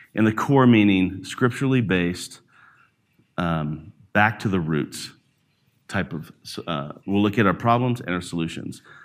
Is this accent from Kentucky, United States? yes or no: no; Alabama, United States; also born or lived in New York / Jackson, Mississippi / Branson, Missouri; now in Denver, United States; I'm from Alabama. So, I grew up in the country where there's a lot of pig farms.